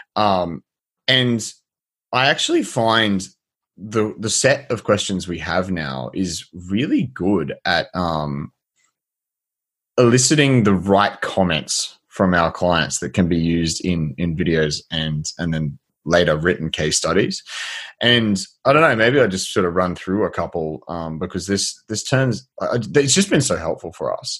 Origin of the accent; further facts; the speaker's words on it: Australia; as an Australian